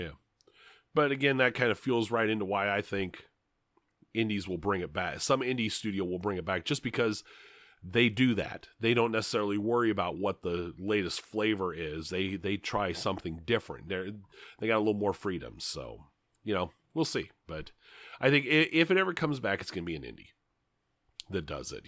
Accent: Grand Island, Nebraska, United States; there's a ton of fast food in my hometown

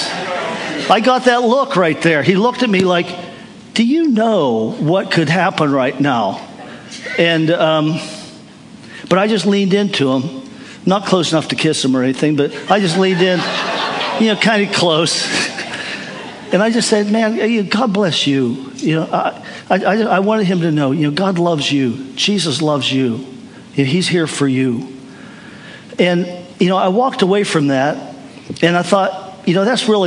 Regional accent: United States; I'm from America

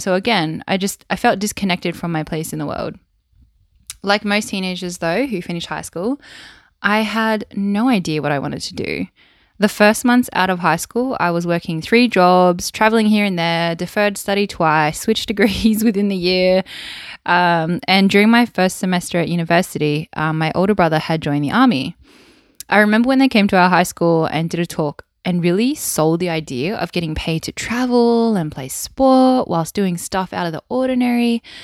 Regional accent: Wollongong, New South Wales, Australia; accent: Australian; I was born and bred in Wollongong on the south coast of New South Wales in Australia

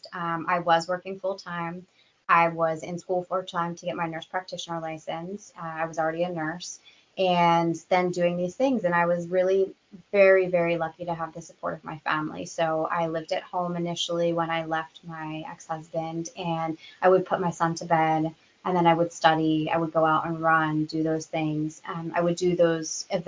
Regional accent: United States; We Americans

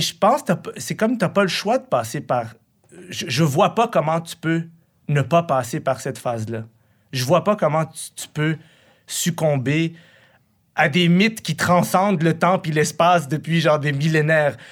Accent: Quebec, Canada; also born or lived in Morocco / Buffalo, United States; Moi, je viens d'une famille qui a fui la guerre. Puis là, je suis ici depuis, que, depuis que je suis petit. Je suis un fils de réfugié irakien, moi, c'est ça que je suis. Mais j'ai compris que je, je suis un Québécois

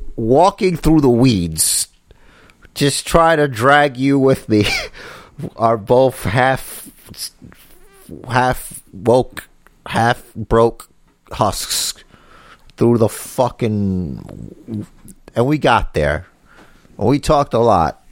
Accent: New York City, New York, United States; That's where I'm from, and that's where we're from

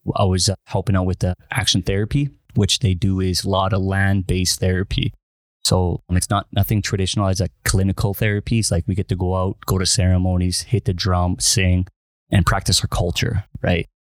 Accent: Winnipeg, Manitoba, Canada; I'm originally from Winnipeg, Manitoba

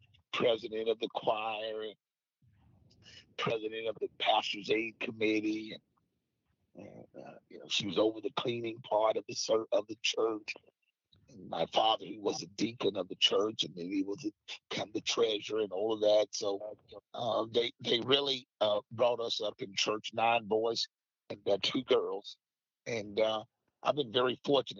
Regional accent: Deckerville, Arkansas, United States; also born or lived in Memphis, Tennessee; I grew up in a little small community there called Deckerville, Arkansas

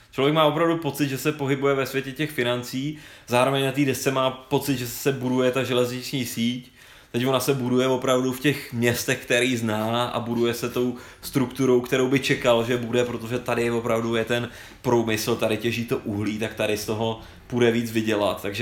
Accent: Prague, Czechia; Já jsem si se rodilý Pražák, ale já jsem za každou cenu chtěl spojit to Brno s tou Vídní.

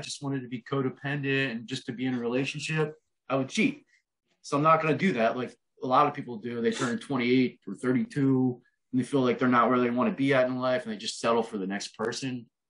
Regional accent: Philadelphia, Pennsylvania, United States; We're from Philly.

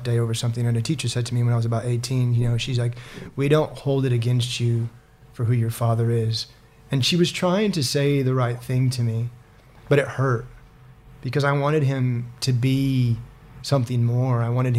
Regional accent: Griggsville, Illinois, United States; moved away; So I am an American. My accent, you may or may not be able to tell. I've been here 15 years now, and so my accent's a little bit all over the shop. I grew up in a small town, 1,300 people, called Griggsville, Illinois.

